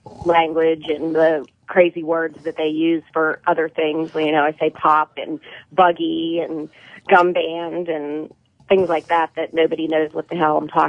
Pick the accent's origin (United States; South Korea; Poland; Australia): United States; Pittsburgh, Pennsylvania; accent: Pittsburgh; moved away; they know that I'm from Pittsburgh